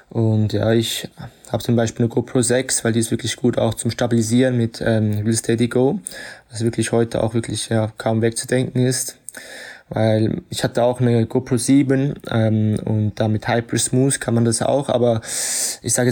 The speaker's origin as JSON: {"language": "German", "country": "Switzerland", "moved": "yes", "lives_now": "Ibiza, Spain", "said": "bin Schweizer und lebe schon seit einigen Jahren auf Ibiza, also in Spanien"}